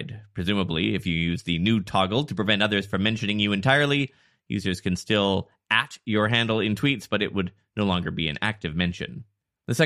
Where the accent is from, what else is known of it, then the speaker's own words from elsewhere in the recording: Canada; I'm from Canada